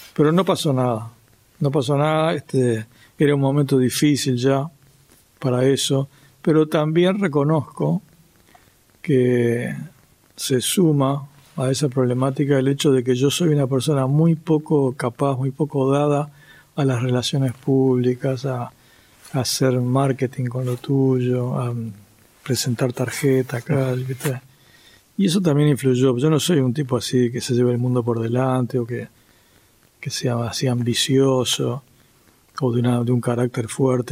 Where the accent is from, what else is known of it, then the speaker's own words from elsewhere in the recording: Uruguay; yo era un músico nacido en Uruguay